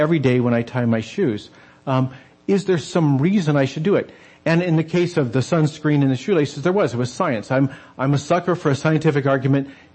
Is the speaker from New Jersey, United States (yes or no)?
no; New Mexico, United States; I grew up in the desert Southwest. I grew up in New Mexico